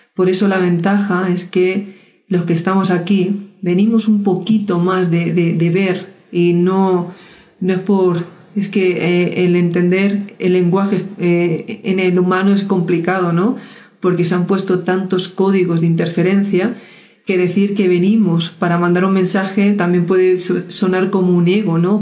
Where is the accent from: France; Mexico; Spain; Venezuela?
Spain; yo soy española